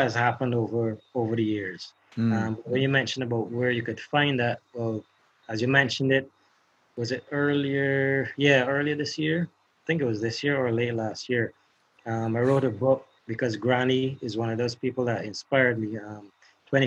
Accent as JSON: {"language": "English", "country": "Barbados", "said": "repatriate me back to Barbados"}